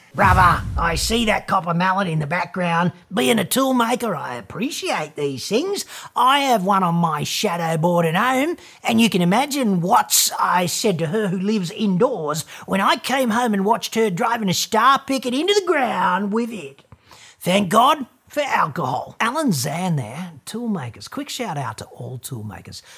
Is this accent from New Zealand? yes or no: no; Australia